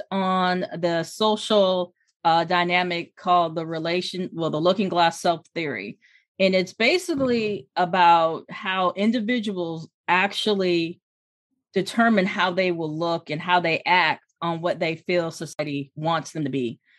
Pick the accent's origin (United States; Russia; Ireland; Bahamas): United States; Hampton, Virginia; I'm originally from Hampton, Virginia, VA. So um, I'm